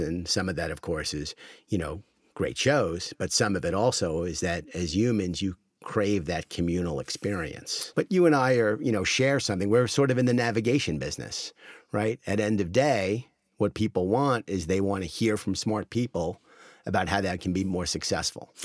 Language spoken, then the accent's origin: English; United States; As an American